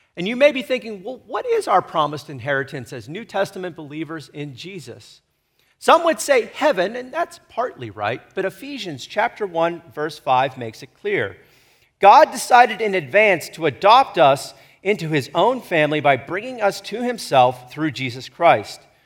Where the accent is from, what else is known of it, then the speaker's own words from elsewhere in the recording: United States; I am to be an American